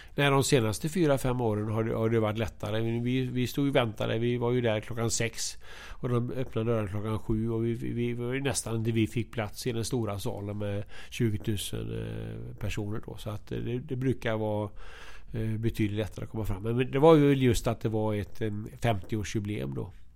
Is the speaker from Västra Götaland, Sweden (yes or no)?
yes; Alingsås, Västra Götaland, Sweden; moved away; also born or lived in Linköping; Jag kommer från Alingsås